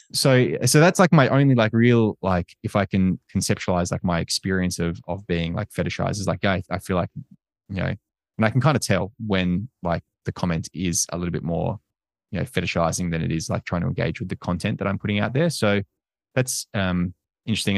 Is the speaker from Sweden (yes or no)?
no; Australia; also born or lived in United States